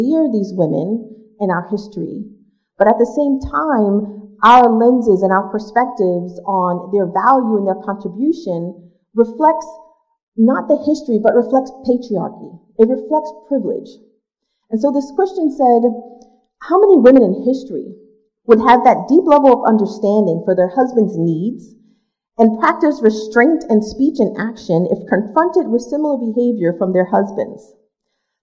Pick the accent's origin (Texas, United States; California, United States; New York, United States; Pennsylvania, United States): New York, United States; New York City; I grew up in Brooklyn, New York, in Marcus Garvey Projects, one of seven children